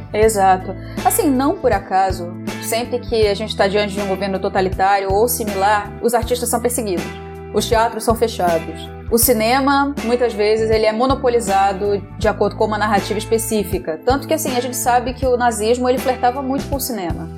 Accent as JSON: {"language": "Portuguese", "region": "Rio de Janeiro", "country": "Brazil", "also_born_or_lived": "São Paulo", "said": "eu sou carioca, sim."}